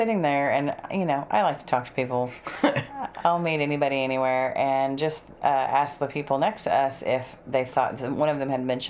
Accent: Texas, United States; So we told him Texas.

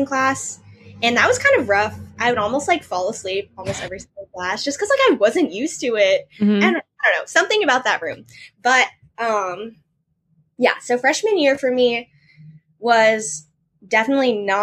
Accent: Washington, District of Columbia, United States; moved away as an adult; now in Madison, United States; I come from Washington, D.C., and right now I am studying at University of Wisconsin-Madison

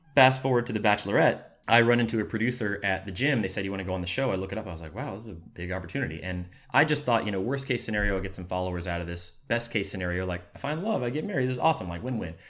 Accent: Jacksonville, Florida, United States; moved away as an adult; now in Los Angeles, United States; I'm from Jacksonville, Florida. Um, I've been in L A about six years now

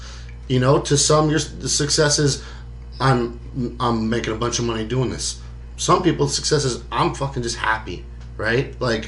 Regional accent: Alaska, United States; the minute I tell you that I'm a rapper from Alaska, you automatically just disqualify me.

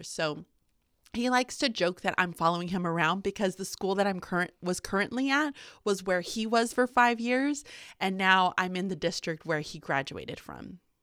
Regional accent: Houston, Texas, United States; moved away as an adult; also born or lived in Birmingham, Alabama; now in Pennsylvania, United States; I was born and raised in Houston, Texas

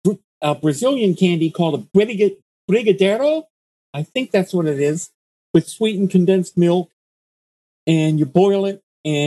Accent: Pittsburgh, Pennsylvania, United States; I'm from Pittsburgh.

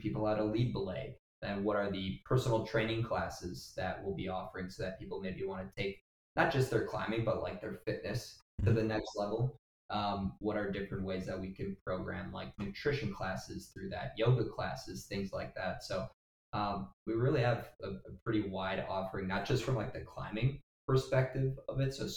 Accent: Wrightstown, Wisconsin, United States; I've got a buddy since first grade. We grew up in Wrightstown

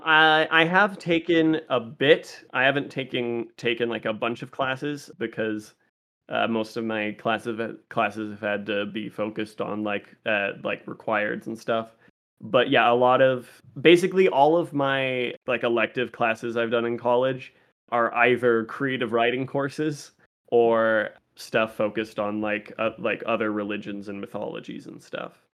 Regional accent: Las Vegas, Nevada, United States; Vegas is my hometown. I've lived in Vegas since I was eight years old, and I know this town better than I know any other.

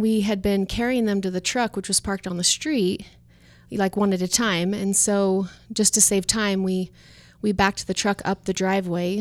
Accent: Layton, Utah, United States; moved away as an adult; also born or lived in Portland; now in Las Vegas, United States; I grew up in Layton, Utah

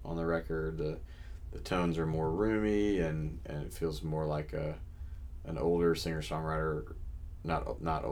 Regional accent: Memphis, Tennessee, United States; now in Nashville, United States; It's my hometown

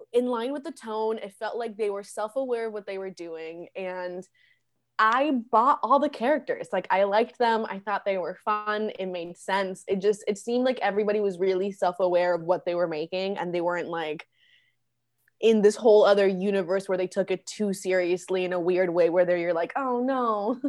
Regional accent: Orlando, Florida, United States; first language Spanish; English is a second language; also born or lived in Medellín, Colombia; I grew up in Orlando

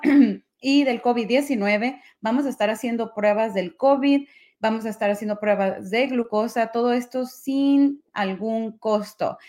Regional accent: Mexico; yo soy mexicana

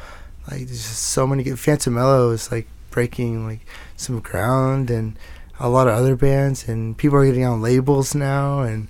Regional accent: Fort Worth, Texas, United States; I grew up in Fort Worth. So, and then moved around a bit. Not in the city too much, suburbs area.

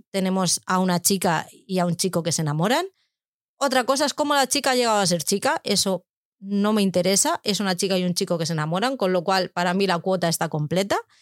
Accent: Madrid, Community of Madrid, Spain; yo soy de Madrid

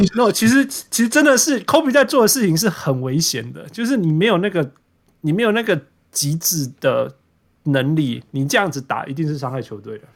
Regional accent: Vancouver, British Columbia, Canada; 因为你知道我小时候是被香港人环绕长大的，所以我是从小听丢党长大的。 哦， 我们在温哥华嘛，旁边都是香港。

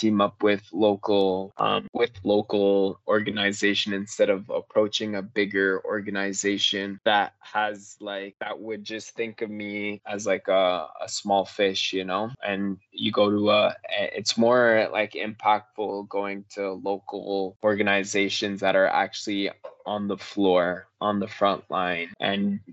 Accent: Canada; we're so blessed to be Canadian

